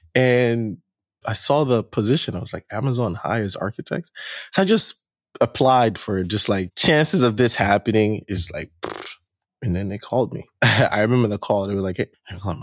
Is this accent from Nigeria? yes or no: yes; Nigeria; moved away as an adult; also born or lived in New Jersey; I'm originally from Nigeria, first generation Nigeria, born here, spent most of my life in Nigeria until I moved out here for grad school